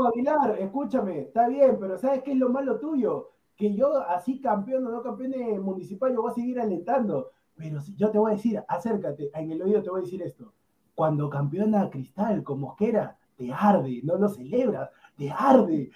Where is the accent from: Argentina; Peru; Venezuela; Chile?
Peru; yo como peruano